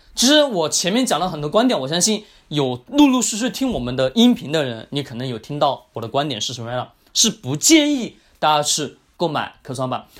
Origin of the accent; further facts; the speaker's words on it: China; 我们中国人